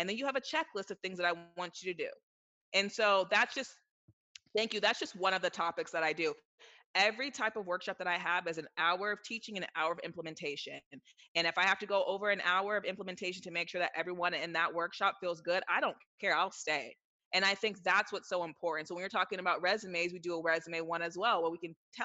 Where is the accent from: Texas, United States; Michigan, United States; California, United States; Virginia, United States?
California, United States; Silicon Valley; I'm from Silicon Valley, so grew up around all that stuff